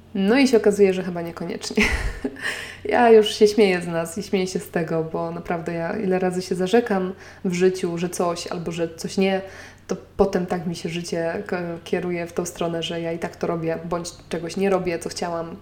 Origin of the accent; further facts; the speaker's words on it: Nowy Sącz, Lesser Poland, Poland; now in Warsaw, Poland; w mojej rodzinnej miejscowości w Nowym Sączu